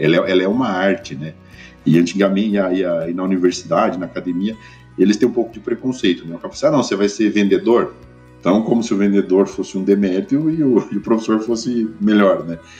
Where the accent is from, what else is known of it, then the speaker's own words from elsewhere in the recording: Ribeirão Preto, São Paulo, Brazil; eu sou de Ribeirão Preto, tá? do interior de São Paulo